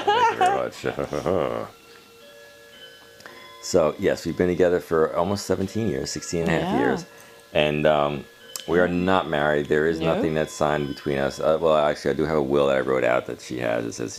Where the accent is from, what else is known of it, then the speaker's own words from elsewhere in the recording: East Coast, United States; basically what we really give them out is East Coast, United States.